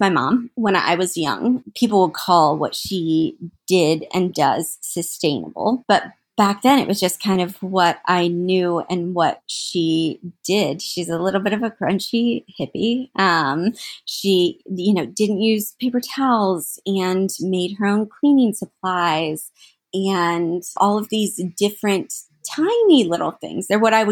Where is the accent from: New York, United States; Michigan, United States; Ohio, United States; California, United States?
Ohio, United States; Central; I'm from Central Ohio, not from Columbus, but I'm from Central Ohio